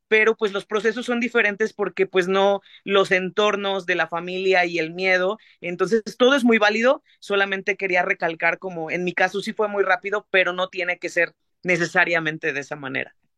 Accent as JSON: {"language": "Spanish", "town": "Xalapa", "region": "Veracruz", "country": "Mexico", "tie": "born or raised there", "also_born_or_lived": "Mexico City", "said": "Yo soy de Jalapa, Veracruz"}